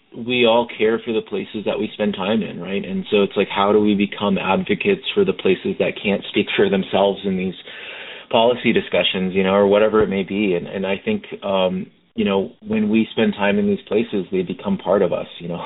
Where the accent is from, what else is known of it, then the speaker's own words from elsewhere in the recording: United States; I'm originally from the Navajo Nation